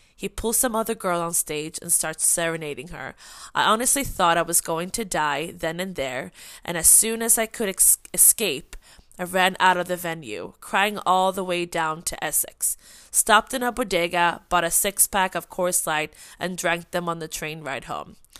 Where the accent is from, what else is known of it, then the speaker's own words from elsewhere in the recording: Sweden; English is a second language; moved away; I am from Sweden